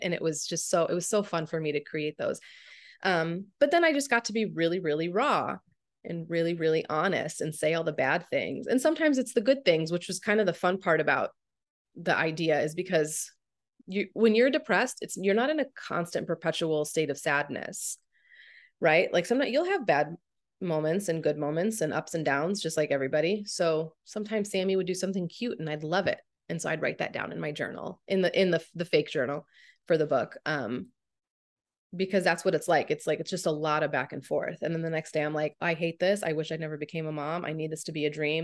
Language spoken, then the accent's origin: English; St. Louis, Missouri, United States; moved away as an adult; now in Phoenix, United States; I grew up in Saint Louis